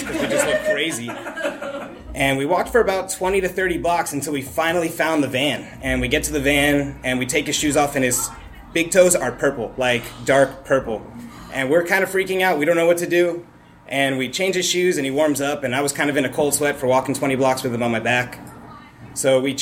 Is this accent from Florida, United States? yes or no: yes; Miami, Florida, United States; I'm born and raised in Miami, Florida, so I've never really experienced winter my whole life